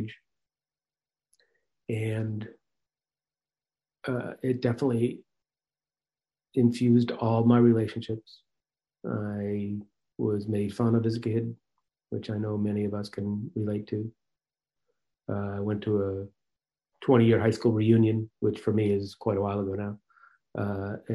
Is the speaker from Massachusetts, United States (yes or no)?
yes; Marblehead, Massachusetts, United States; I grew up in Marblehead, Massachusetts